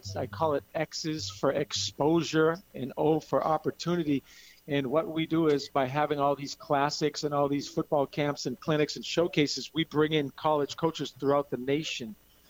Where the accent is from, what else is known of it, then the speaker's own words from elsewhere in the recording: Brockton, Massachusetts, United States; moved away; also born or lived in Hawaii; Well, you know, I'm originally from Brockton, Massachusetts